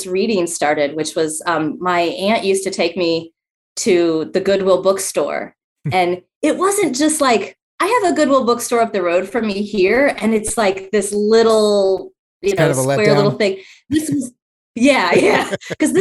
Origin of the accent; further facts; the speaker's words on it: Columbus, Ohio, United States; I'm originally from Columbus, Ohio, and grew up in a neighborhood that was within the city